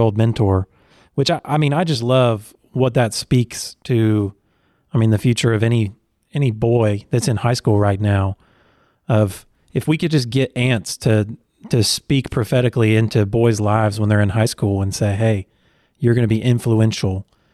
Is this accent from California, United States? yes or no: no; Oklahoma, United States; I'm actually from Oklahoma